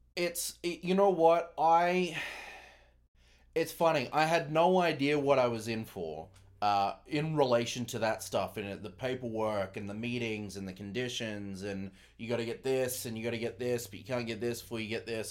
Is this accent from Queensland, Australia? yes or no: yes; Brisbane, Queensland, Australia; moved away as an adult; now in Las Vegas, United States; back in my hometown, Brisbane, Australia